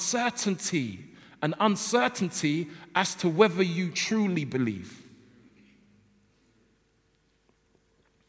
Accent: London, United Kingdom; I come from South London, and I grew up in South London, and that basically means I don't pronounce my L's and my T's very well

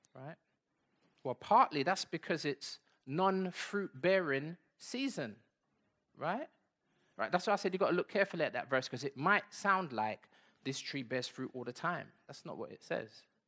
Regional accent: London, United Kingdom; also born or lived in Bedford / Saint Anne's; we came back to London. I was born in Bedford, but we never went back to Bedford.

